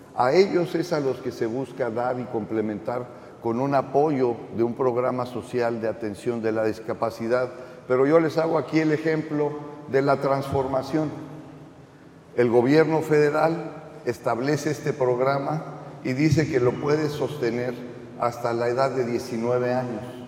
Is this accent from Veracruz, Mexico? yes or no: no; Tamaulipas, Mexico; los tamaulipecos y tamaulipecas que vivimos en este estado